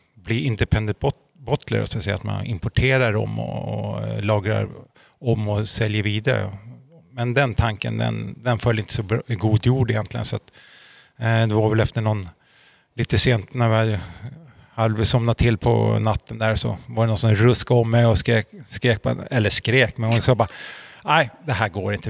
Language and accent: Swedish; Uppsala, Uppsala County, Sweden; moved away as an adult; now in Norrköping, Sweden; Född och uppvuxen i Uppsala. Flyttade hit till Norrköping för tre år sedan